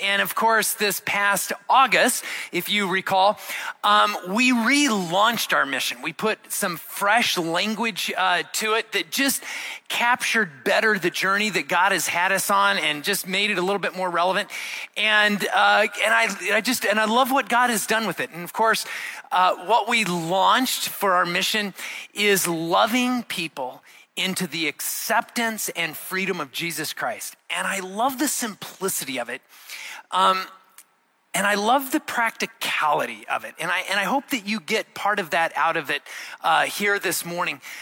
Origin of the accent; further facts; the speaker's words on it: Arizona, United States; moved away; I grew up in Arizona